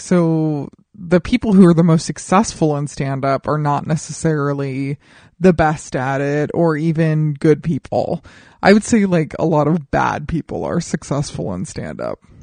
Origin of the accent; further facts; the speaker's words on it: Colorado Springs, Colorado, United States; my hometown of Colorado Springs